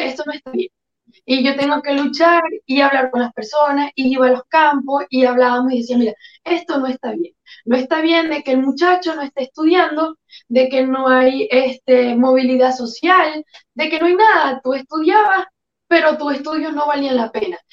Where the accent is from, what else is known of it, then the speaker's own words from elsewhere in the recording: Quíbor, Lara, Venezuela; moved away as an adult; also born or lived in Caracas, Venezuela; now in New York, United States; Yo soy exactamente de Quibor, cerca de Barquisimeto, Estado Lara, Venezuela